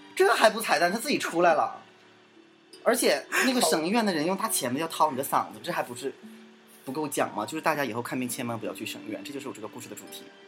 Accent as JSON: {"language": "Chinese", "region": "Northeast China", "country": "China", "accent": "Northeastern (Dongbei) dialect", "said": "这土豆子是我们东北话"}